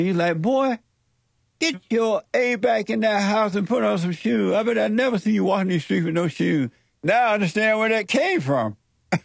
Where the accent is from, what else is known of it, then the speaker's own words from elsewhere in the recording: Alabama, United States; I grew up in Alabama on a plantation